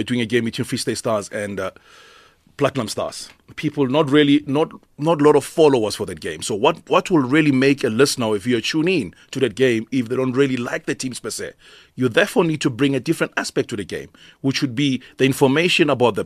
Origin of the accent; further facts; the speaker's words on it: Johannesburg, Gauteng, South Africa; growing up in Mayfair